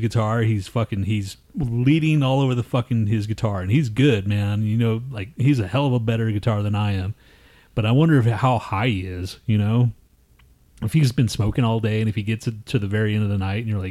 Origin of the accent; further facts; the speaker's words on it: Texas, United States; moved away; I'm fucking from Texas